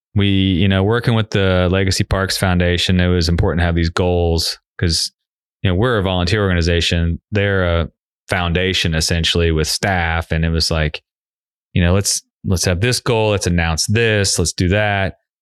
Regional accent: Cincinnati, Ohio, United States; now in Knoxville, United States; I grew up in Cincinnati

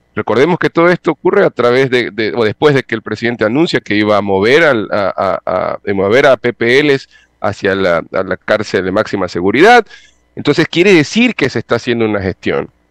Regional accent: Ecuador; lo asumo como ecuatoriano

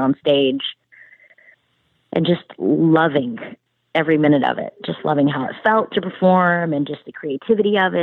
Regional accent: Charleston, South Carolina, United States; moved away as an adult; now in Nashville, United States; I'm originally from Charleston, South Carolina, and grew up there

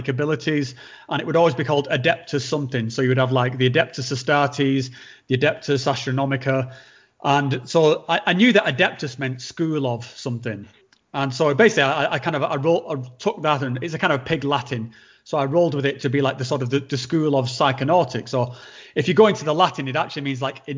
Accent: Northern England, United Kingdom; accent: Northern; my accent's beginning to drop down back into my sort of like guttural, house. like Game of Thrones-esque Northern tone

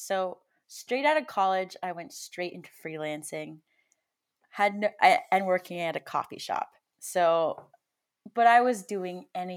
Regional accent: Santa Fe, New Mexico, United States; I grew up in Santa Fe, New Mexico.

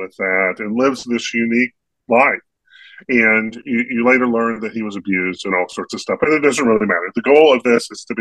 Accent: North Carolina, United States; a kid growing up in North Carolina

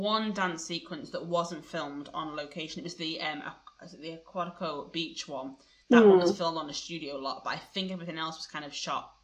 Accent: England, United Kingdom; as an English person

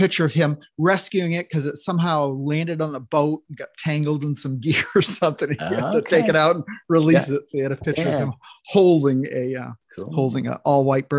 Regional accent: Maine, United States; moved away; also born or lived in Washington; I'm from Maine.

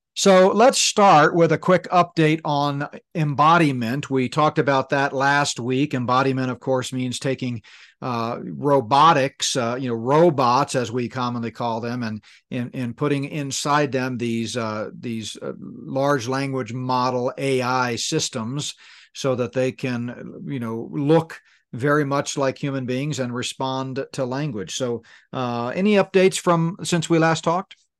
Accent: Danbury, Connecticut, United States; moved away; also born or lived in New Fairfield, Connecticut; And I grew up in Danbury, Connecticut. We, a, almost all of my grade school years were in, uh, Danbury and New Fairfield, Connecticut.

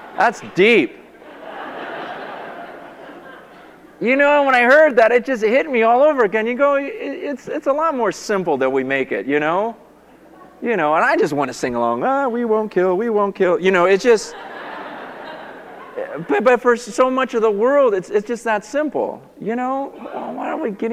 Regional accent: United States; I'm from America

